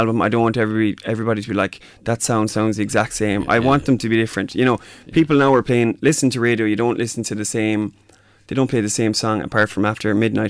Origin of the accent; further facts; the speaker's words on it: Mayo, Connacht, Ireland; moved away as an adult; also born or lived in Dubai / Doha; I'm from Mayo.